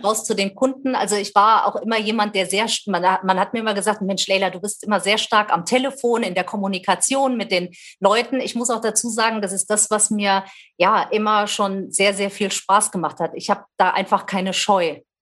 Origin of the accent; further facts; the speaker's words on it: Wetzlar, Hesse, Germany; Ich lebe wieder in meiner Geburtsstadt ähm, Wetzlar in Mittelhessen